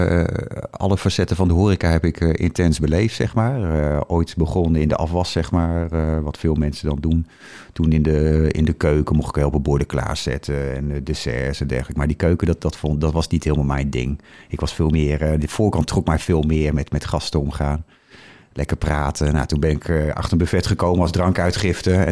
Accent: Harderwijk, Gelderland, Netherlands; born there

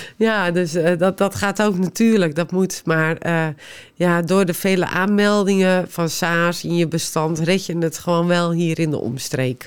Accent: West Friesland, North Holland, Netherlands; Omdat ik zelf uit West-Friesland kom, ik spreek de taal

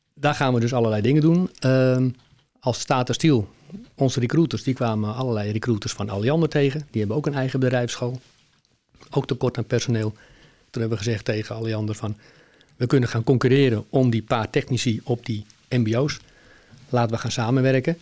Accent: Heemskerk, North Holland, Netherlands; now in Alkmaar, Netherlands; Ik ben, eh, eh, geboren en opgegroeid in Heemskerk

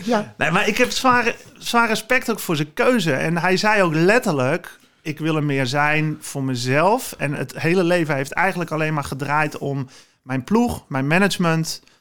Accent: Zwaag, North Holland, Netherlands; now in Heiloo, Netherlands; ik ben geboren en getogen in Zwaag

